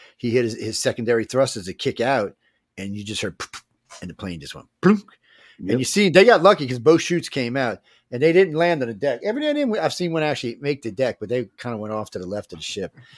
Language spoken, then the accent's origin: English; New Orleans, Louisiana, United States; I'm from New Orleans